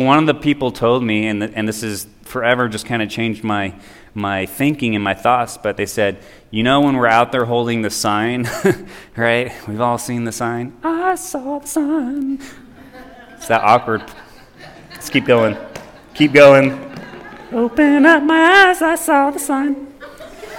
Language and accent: English; Oroville, California, United States; Back in my hometown of Oroville